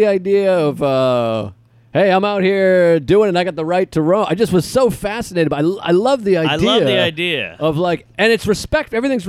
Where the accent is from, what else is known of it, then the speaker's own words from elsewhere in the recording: United States; I'm American.